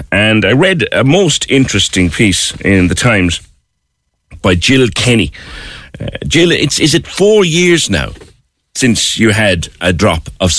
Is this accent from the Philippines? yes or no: no; Cork, Munster, Ireland; I grew up in Silverdale.